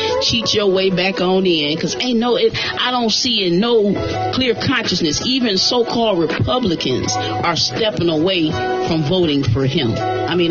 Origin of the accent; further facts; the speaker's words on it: United States; I'm an American. You know what I'm saying? That's my bloodline, my heritage. I'm an American.